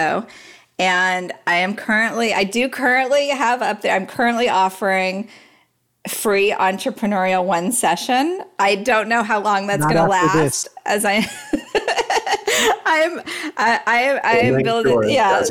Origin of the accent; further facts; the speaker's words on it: Dallas, Texas, United States; I grew up in Dallas